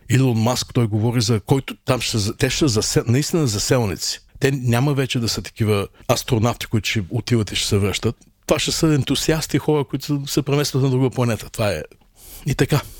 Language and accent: Bulgarian; Burgas, Burgas Province, Bulgaria; moved away as an adult; also born or lived in Aytos; now in New York, United States; Аз всъщност съм роден в Айтос, няколко годишен съм бил, когато нашите се преместиха в Бургас и вече напълно, аз съм се израснал като бургазлия